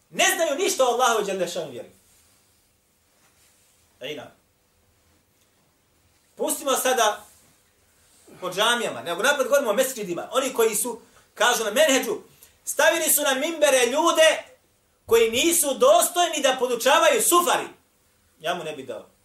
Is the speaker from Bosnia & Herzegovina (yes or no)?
yes; Bosnia & Herzegovina